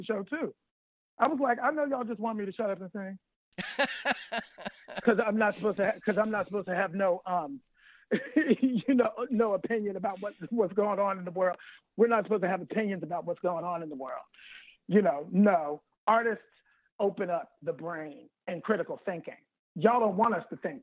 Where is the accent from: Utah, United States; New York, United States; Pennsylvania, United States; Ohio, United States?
Pennsylvania, United States; Pittsburgh; I'm from Pittsburgh.